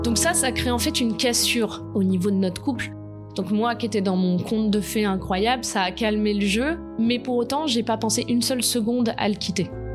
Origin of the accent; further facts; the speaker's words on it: French Riviera, Provence-Alpes-Côte d'Azur, France; je viens euh, de la Côte d'Azur, donc j'ai plutôt un lycée agréable